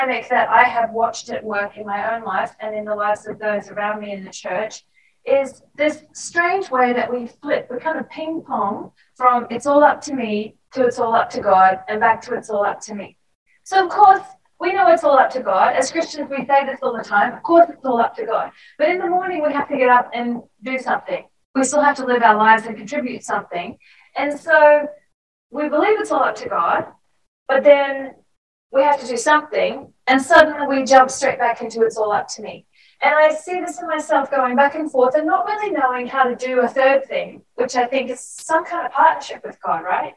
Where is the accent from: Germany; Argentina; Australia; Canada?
Australia; accent: Australian; moved away; I worked really hard to keep my Australian accent, even though I was out of Australia for a very long time